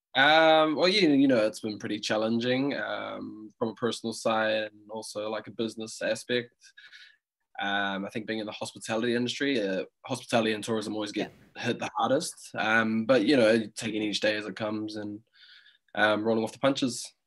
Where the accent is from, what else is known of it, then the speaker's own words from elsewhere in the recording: Auckland, New Zealand; I'm um, 25 years of age and I grew up in Auckland